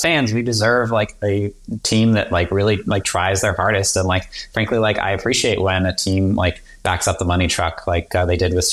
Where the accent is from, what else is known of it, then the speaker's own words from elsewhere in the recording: Boston, Massachusetts, United States; I grew up a big Red Sox fan because I grew up in the Boston area.